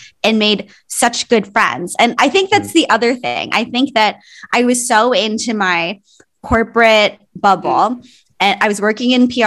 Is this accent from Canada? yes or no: yes; Canada; also born or lived in Philippines / Toronto; I was born in the Philippines. I moved to Canada when I was a baby. So I think I was less than 1 year old, and most of my life was here in Canada